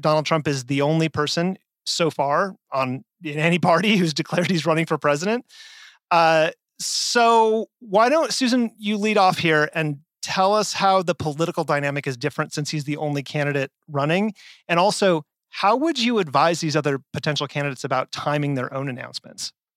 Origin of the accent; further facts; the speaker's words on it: Las Vegas, Nevada, United States; my hometown of Las Vegas